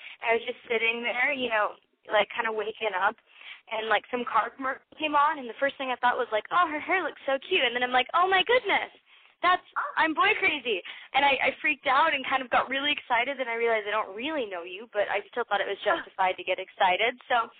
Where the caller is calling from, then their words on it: Las Vegas, Nevada, United States; I am 23 from Las Vegas.